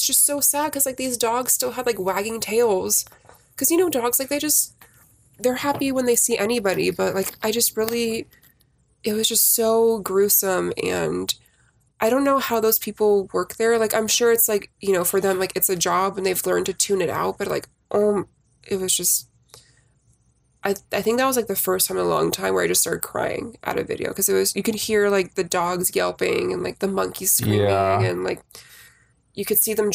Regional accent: Bay Area, California, United States; I am from California

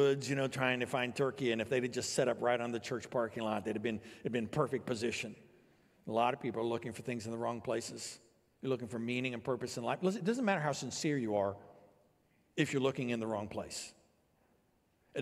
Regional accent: Illinois, United States; I grew up here in Illinois, and so I was not around mountains

